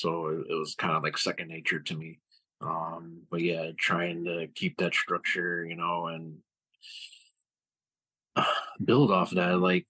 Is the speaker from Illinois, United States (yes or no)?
yes; Chicago, Illinois, United States; I'm from Chicago, Illinois. I grew up here all my life.